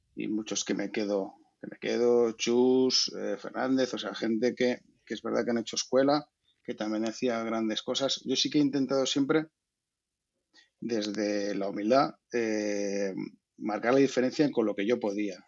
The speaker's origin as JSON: {"language": "Spanish", "town": "Valladolid", "region": "Castile and León", "country": "Spain", "said": "yo soy de Valladolid"}